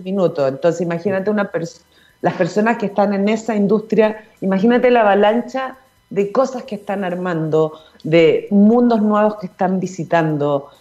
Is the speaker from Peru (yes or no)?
no; Chile